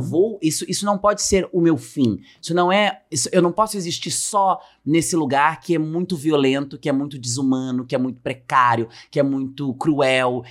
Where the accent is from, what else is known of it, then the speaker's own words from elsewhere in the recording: Francisco Morato, São Paulo, Brazil; cresci nesse lugar em Francisco Morato, região metropolitana de São Paulo, cidade periférica